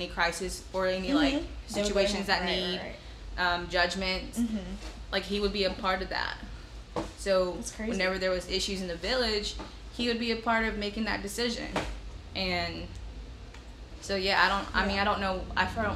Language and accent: English; Sacramento, California, United States; first language Hmong; I was born in Sacramento, California